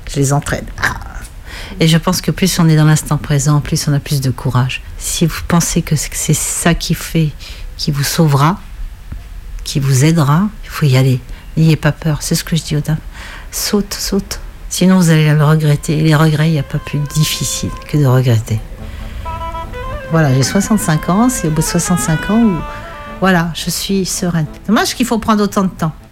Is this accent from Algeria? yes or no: yes; Algeria; now in France; J'ai tout perdu quand j'ai quitté l'Algérie et quand j'ai divorcé, j'ai l'impression d'avoir tout perdu.